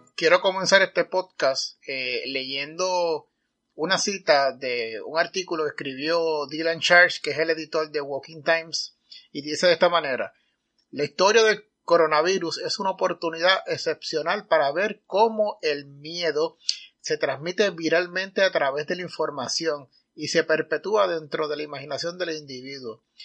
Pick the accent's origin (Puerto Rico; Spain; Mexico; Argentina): Puerto Rico; en mi país, Puerto Rico